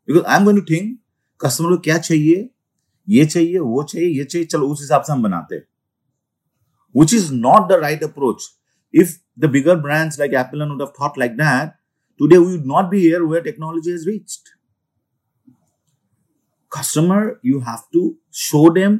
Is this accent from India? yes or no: yes; India